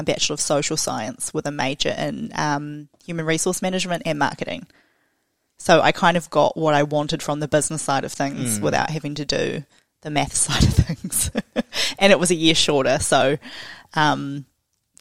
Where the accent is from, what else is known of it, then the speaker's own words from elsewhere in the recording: Tauranga, Bay of Plenty, New Zealand; moved away as an adult; now in Hamilton, New Zealand; I grew up in Tauranga, so when I came over to Hamilton for university